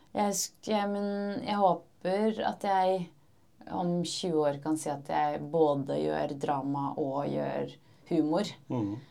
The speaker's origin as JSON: {"language": "Norwegian", "region": "Oslo", "country": "Norway", "tie": "born or raised there", "said": "jeg er født og oppvokst i Oslo"}